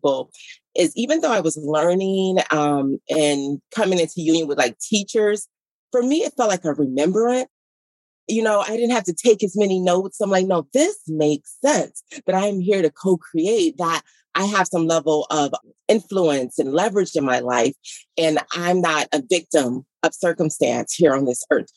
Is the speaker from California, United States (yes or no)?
no; Detroit, Michigan, United States; I was born and raised in Detroit